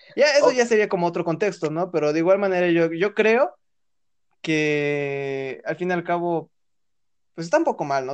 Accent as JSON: {"language": "Spanish", "region": "Puebla", "country": "Mexico", "said": "somos el estado de Puebla"}